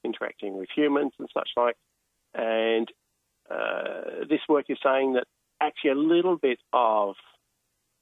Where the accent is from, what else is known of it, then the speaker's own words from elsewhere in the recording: Melbourne, Victoria, Australia; I'm from Melbourne